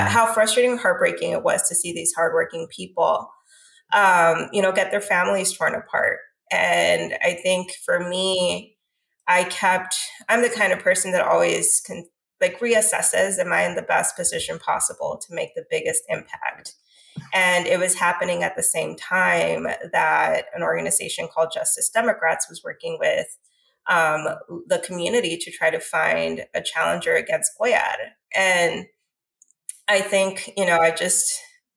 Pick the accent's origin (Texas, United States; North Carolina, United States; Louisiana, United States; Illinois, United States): Texas, United States; Laredo; my hometown